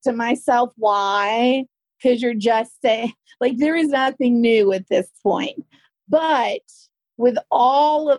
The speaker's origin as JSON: {"language": "English", "area": "the South", "region": "Southern United States", "country": "United States", "accent": "Southern", "said": "my Southern accent"}